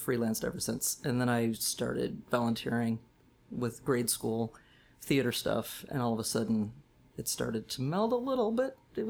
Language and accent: English; Wales, United States; I grew up in Wales, and I live in Wales. I live in the house I grew up